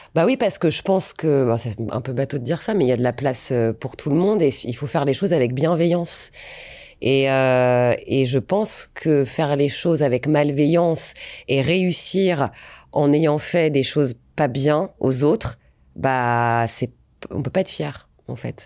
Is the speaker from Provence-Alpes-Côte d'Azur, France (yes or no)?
no; Valenciennes, Hauts-de-France, France; moved away; Je viens de Valenciennes